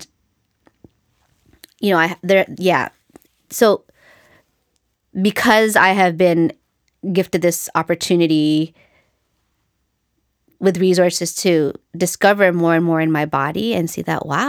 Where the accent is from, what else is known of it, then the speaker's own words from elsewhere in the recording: Philippines; And then other things related to being Filipino and the fact that we were colonized by the Spanish is there is a lot of white supremacy in our culture.